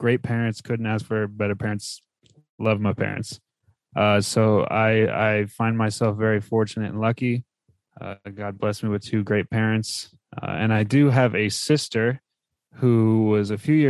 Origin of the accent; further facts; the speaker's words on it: New Jersey, United States; moved away as an adult; also born or lived in Texas; I was born and raised in New Jersey.